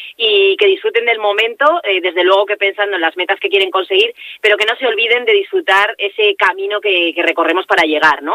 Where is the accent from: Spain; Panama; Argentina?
Spain; Vitoria-Gasteiz, Basque Country; moved away; hace muchos meses que no estoy por mi tierra